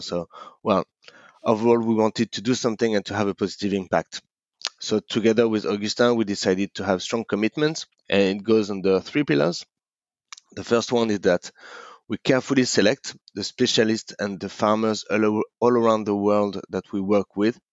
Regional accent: Paris, Île-de-France, France; moved away as an adult; now in Hong Kong; I grew up in in Paris

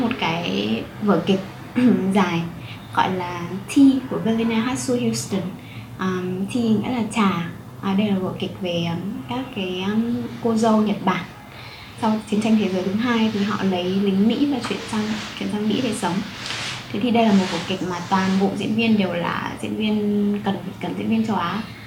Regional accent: Vietnam; moved away; em là người Việt Nam duy nhất ở trong lớp

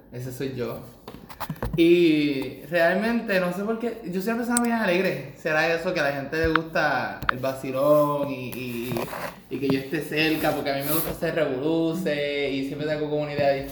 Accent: Ponce, Puerto Rico; Yo tengo 23 años, yo soy de Ponce de Ponce. La ciudad, ya tú sabes, la la ciudad.

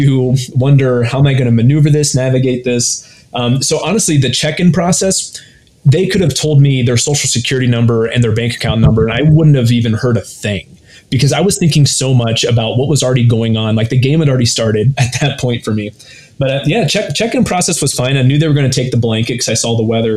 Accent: Ohio, United States; I grew up in Ohio

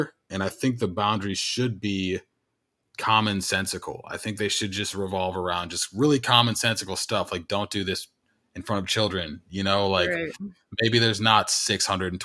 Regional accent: Illinois, United States; I grew up in Illinois

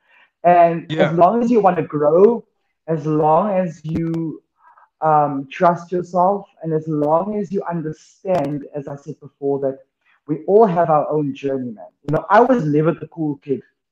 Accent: Cape Town, Western Cape, South Africa; So I grew up in Greenhaven

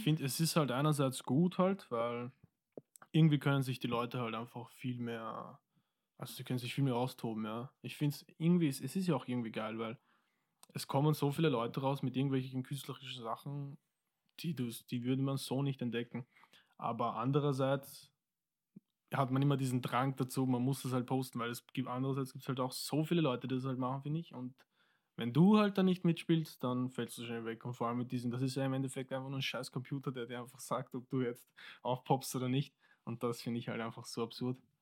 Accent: Wiener Neustadt, Lower Austria, Austria; also born or lived in Mozambique / Vienna; Wir sind hingezogen eigentlich nach Wiener Neustadt, ja. Und seitdem wohne ich dort.

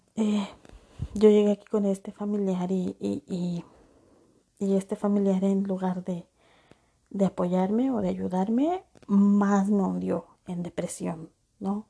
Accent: Acapulco, Guerrero, Mexico; moved away as an adult; yo nací en Acapulco Guerrero

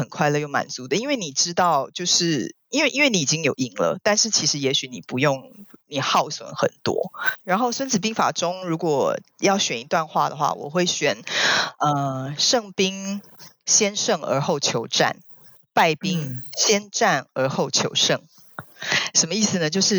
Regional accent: China; 然后，可是我觉得中国人好像不会是这样想。我们中国人好像有一种叫做也要知天知地

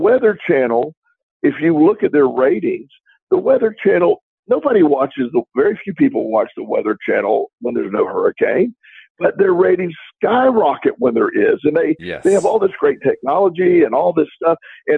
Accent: Florida, United States; growing up in Florida

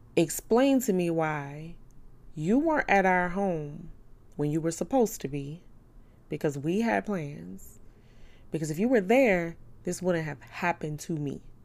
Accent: New Orleans, Louisiana, United States; I'm from New Orleans. I'm real, I'm real five oh four. I'm real uptown

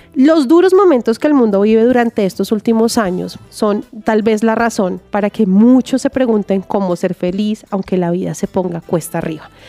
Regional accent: Bogotá, Colombia; yo nací en Bogotá, toda mi familia es santanderiana, por ende yo también soy santanderiana

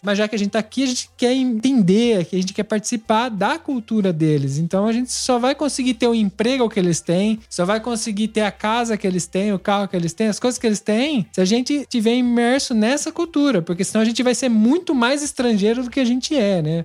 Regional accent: Brazil; moved away as an adult; now in Italy; a gente saiu do Brasil com o objetivo de mudar de país

